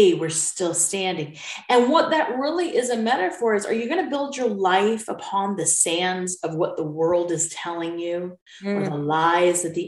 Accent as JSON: {"language": "English", "country": "United States", "also_born_or_lived": "United Kingdom", "moved": "as an adult", "said": "being an American in a foreign country"}